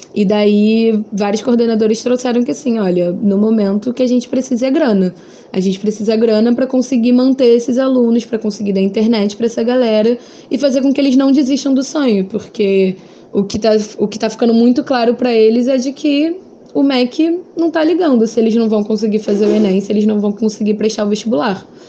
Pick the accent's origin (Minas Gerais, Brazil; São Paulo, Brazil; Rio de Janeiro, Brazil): Rio de Janeiro, Brazil; eu sou do Rio de Janeiro, moro na Zona Oeste do Rio.